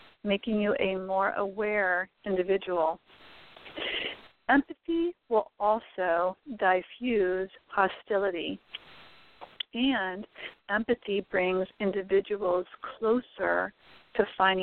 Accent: United States; We are all citizens of this great country. We are American neighbors

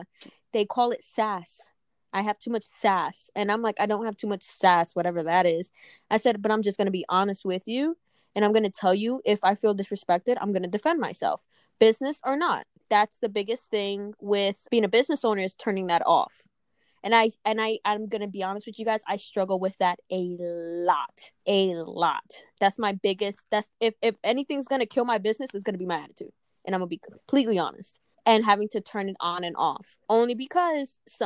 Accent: East Coast, United States; now in Des Moines, United States; I'm from the East Coast

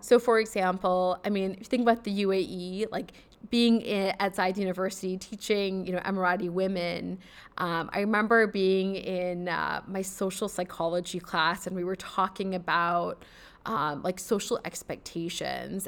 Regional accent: United States; moved away as an adult; I am of South Asian descent, so I'm South Asian American

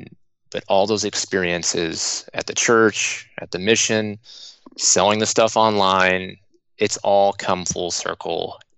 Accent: Austin, Texas, United States; born there; I was born in Austin, Texas

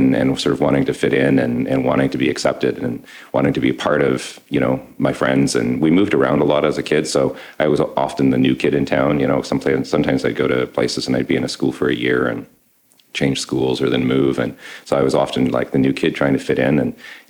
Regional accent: Ottawa, Ontario, Canada; So I'm an architect. I'm a dad, and I'm from Ottawa.

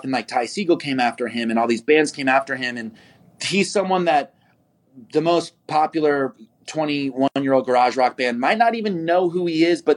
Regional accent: Kansas City, United States; moved away; also born or lived in Brooklyn; I'm not from Nashville. I'm from Kansas City

